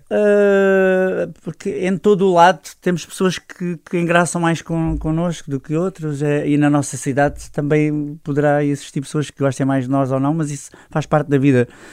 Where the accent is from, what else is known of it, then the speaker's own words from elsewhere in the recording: Loulé, Algarve, Portugal; moved away as an adult; also born or lived in Setúbal; Lolé, é minha terra, a minha terra onde eu cresci, onde eu nasci